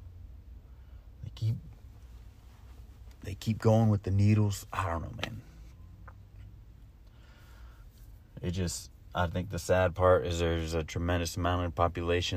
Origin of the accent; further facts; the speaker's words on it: Florida, United States; I'm from Florida